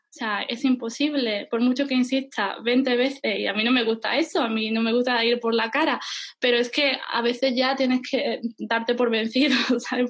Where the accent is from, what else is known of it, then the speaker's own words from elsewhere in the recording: Lebrija, Andalusia, Spain; moved away as an adult; also born or lived in Germany / Ireland / Seville; now in Istanbul, Turkey; cuando era niña o adolescente, pues vivía en mi pueblo, en Andalucía, bueno, mi pueblo se llama Lebrija.